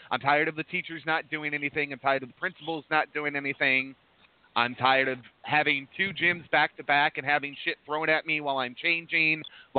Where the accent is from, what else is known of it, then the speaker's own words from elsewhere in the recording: central Illinois, United States; I grew up in Illinois, and it's kind of dead center Illinois. And we're near Interstate. We're near Interstate 80, which runs east and west, and Interstate 39, which runs north and south.